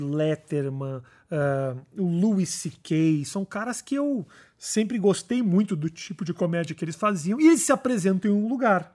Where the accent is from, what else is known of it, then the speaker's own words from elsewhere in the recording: Porto Alegre, Rio Grande do Sul, Brazil; also born or lived in United States / Israel; now in São Paulo, Brazil; Sou de Porto Alegre